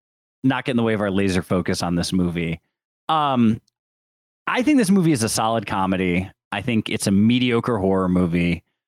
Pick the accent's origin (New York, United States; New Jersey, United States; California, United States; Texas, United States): New York, United States; Syracuse; So I'm from Syracuse, New York originally, and they do have a very distinct accent there